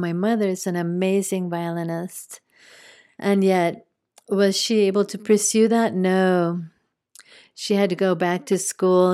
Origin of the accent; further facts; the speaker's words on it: New Mexico, United States; moved away; also born or lived in Spain; I grew up in New Mexico, part of my growing up.